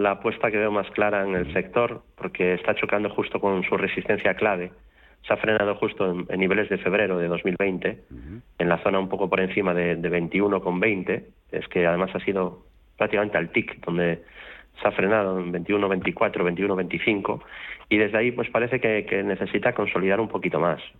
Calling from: Madrid, Community of Madrid, Spain; Buenas tardes, soy … de Madrid.

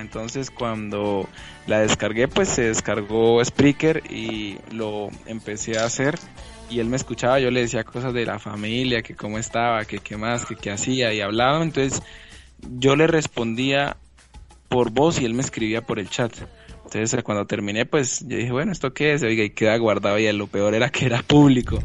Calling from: Bucaramanga, Santander, Colombia; saludos desde Bucaramanga, Colombia

